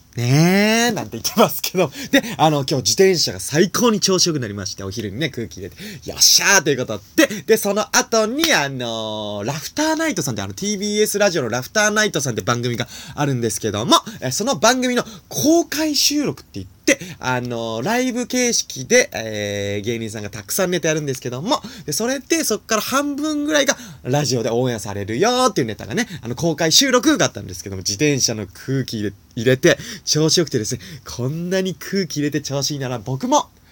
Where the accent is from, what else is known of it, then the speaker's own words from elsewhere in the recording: Nagano, Japan; 僕はね、あの、長野 県出身